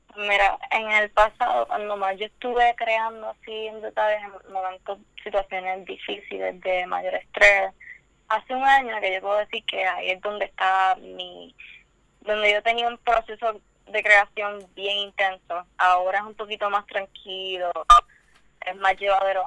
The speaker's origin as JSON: {"language": "Spanish", "town": "Humacao", "country": "Puerto Rico", "moved": "yes", "lives_now": "San Juan, Puerto Rico", "said": "estoy en Atorrey, San Juan ahora mismo. Pero originalmente soy de Humacao"}